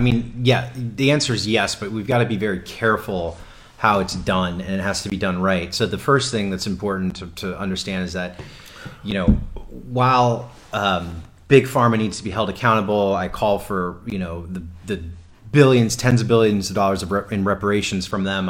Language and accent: English; South Florida, United States; I'm from South Florida